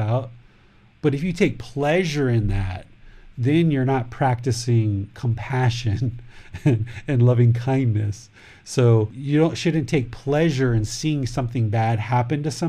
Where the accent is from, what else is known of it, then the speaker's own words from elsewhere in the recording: United States; now in Thailand; I'm American, male, 46 years old, with a wife, with a son, who lives in Thailand